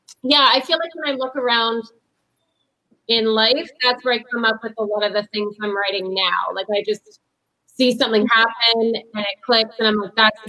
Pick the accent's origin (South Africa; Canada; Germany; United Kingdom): Canada; Sault Ste. Marie, Ontario; I'm in my hometown, Sault Ste. Marie